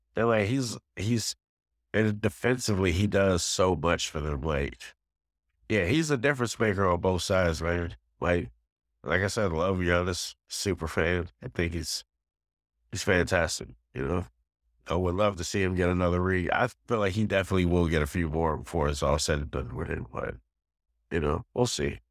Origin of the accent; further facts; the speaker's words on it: New York, United States; being a New Yorker